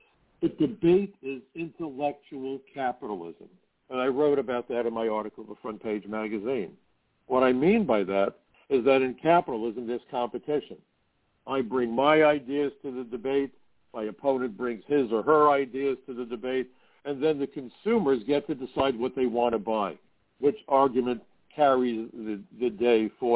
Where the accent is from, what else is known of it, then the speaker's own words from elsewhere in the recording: New York, United States; as a New Yorker